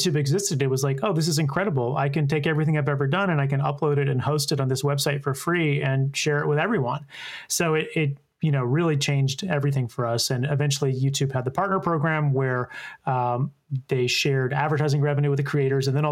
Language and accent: English; Columbia, South Carolina, United States; moved away as an adult; now in New York City, United States; my hometown of Columbia, South Carolina